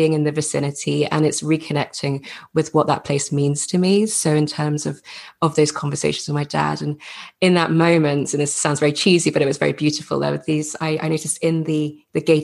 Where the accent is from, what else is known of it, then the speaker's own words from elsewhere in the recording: England, United Kingdom; with my accent, I grew up in England, went to school in England, and have had an English father